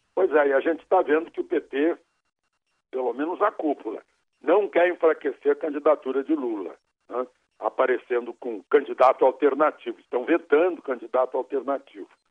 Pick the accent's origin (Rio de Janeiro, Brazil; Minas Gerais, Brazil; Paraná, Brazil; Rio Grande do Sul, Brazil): Rio Grande do Sul, Brazil; now in Brasília, Brazil; eu como gaúcho